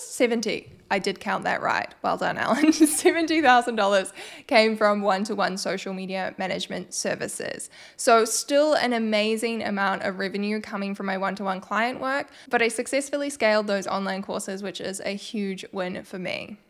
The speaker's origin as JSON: {"language": "English", "country": "New Zealand", "said": "I am from New Zealand."}